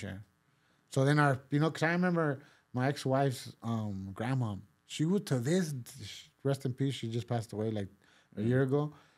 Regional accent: Pasadena, California, United States; first language Spanish; English is a second language; also born or lived in Mexico / East Los Angeles; I grew up there

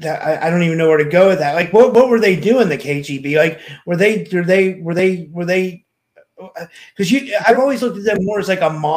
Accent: New Kensington, Pennsylvania, United States; I'm from a little town in Pittsburgh. It's called New Kensington.

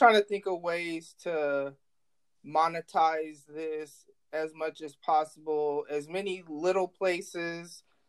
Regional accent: North Carolina, United States; born there; also born or lived in Guam / New York / New Jersey / Illinois; now in Omaha, United States; but I was born in North Carolina. My parents were military, so I lived in Guam, I lived in New York, I lived in New Jersey, I lived in Illinois, and then I live in Nebraska.

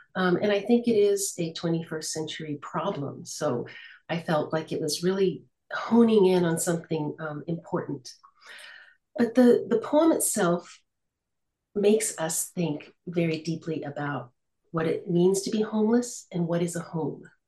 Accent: United States; now in Lille, France; I am American, but I live in France. I live in the north of France, in Lille

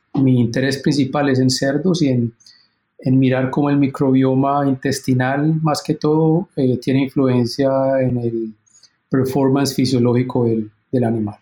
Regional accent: Colombia; moved away as an adult; also born or lived in Illinois, United States; now in Minnesota, United States; yo soy originalmente colombiano

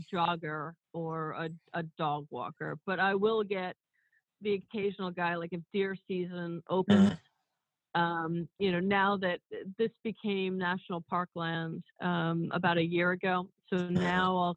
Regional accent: New York City, New York, United States; I grew up in Woodhaven, Queens

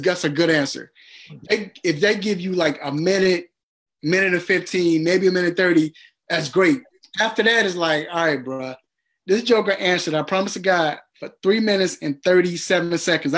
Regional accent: Chicago, Illinois, United States; I'm from Chicago

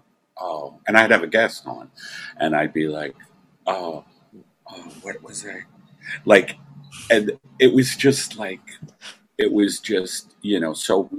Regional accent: New York, United States; I was raised in Brooklyn.

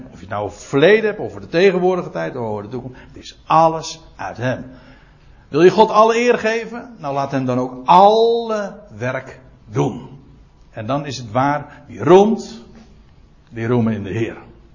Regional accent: Netherlands; ik ben een Nederlander

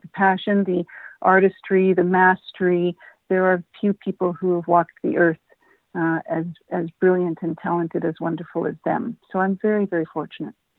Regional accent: Edmonton, Alberta, Canada; moved away as an adult; I am uh, born, raised Edmonton, Alberta native.

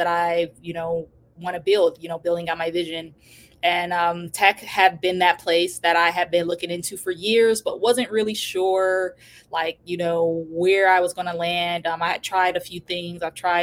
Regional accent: Detroit, Michigan, United States; I was born in Detroit, Michigan, grew up in a, you know, pretty rough neighborhood

